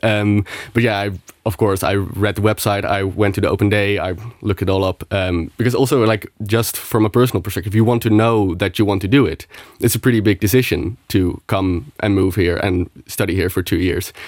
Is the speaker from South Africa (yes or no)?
no; Netherlands; moved away as an adult; now in Luxembourg; I'm from the Netherlands